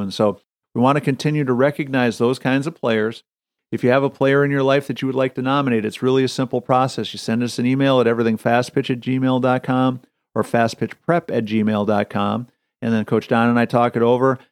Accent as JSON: {"language": "English", "region": "Wisconsin", "country": "United States", "tie": "born or raised there", "said": "me growing up in Wisconsin, being a Packer fan"}